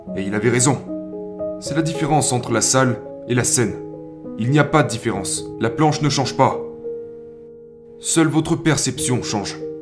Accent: New Zealand; quand j'étais enfant, j'ai grandi en Nouvelle-Zélande, dans une région très rurale.

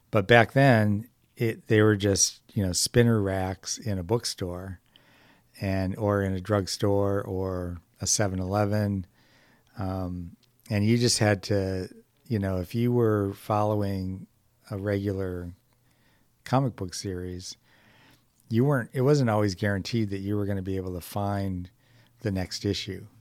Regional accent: Detroit, Michigan, United States; moved away; also born or lived in California; originally from Detroit

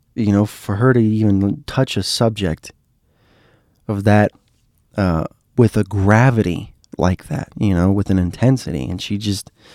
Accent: Miami, Florida, United States; I was from Miami

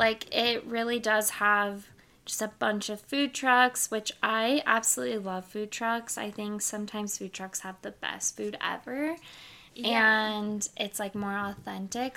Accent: Las Vegas, Nevada, United States; I'm from Vegas

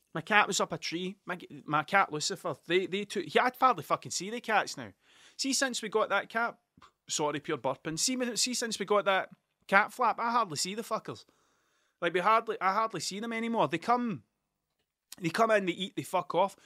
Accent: Ayrshire, Scotland, United Kingdom; I'm from Ayrshire. I'm a, I'm a coun-, I'm a country bumpkin through and through. I am one hundred percent Ayrshire.

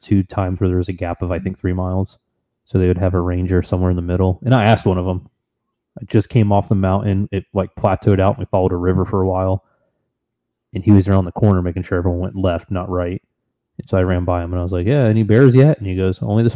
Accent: Florida, United States; I'm from Florida.

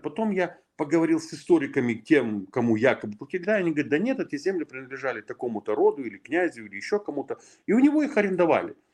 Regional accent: Ingushetia, Russia; я ингуш

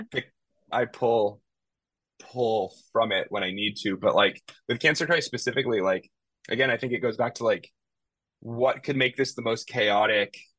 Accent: Bay Area, California, United States; moved away as an adult; now in Los Angeles, United States; I left my hometown in the Bay Area

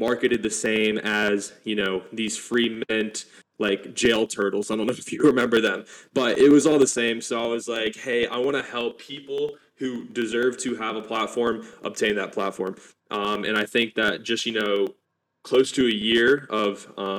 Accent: Alabama, United States; I'm from Alabama, United States.

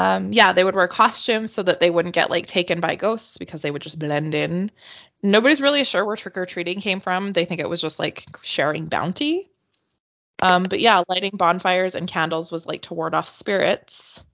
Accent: Canada; moved away; because of where I grew up, hi, I'm from Canada, we all know that, we would get horrible blizzards in October, especially at the end of October.

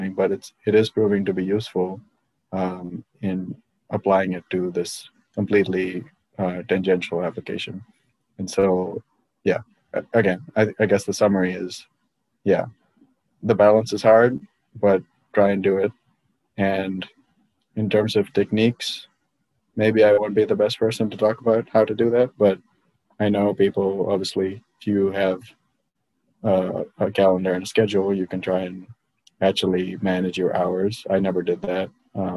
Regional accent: India; now in United States; I grew up in India where the education level was very also high and also very diverse

